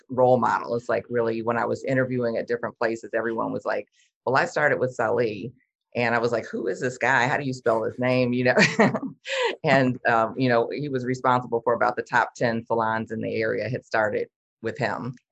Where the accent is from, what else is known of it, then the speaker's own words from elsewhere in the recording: Detroit, Michigan, United States; I'm from Detroit.